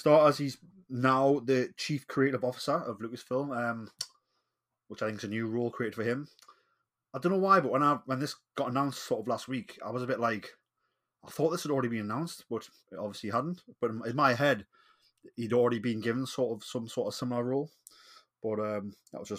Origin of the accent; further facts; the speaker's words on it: Newcastle upon Tyne, North East England, United Kingdom; accent: Geordie; I am the Geordie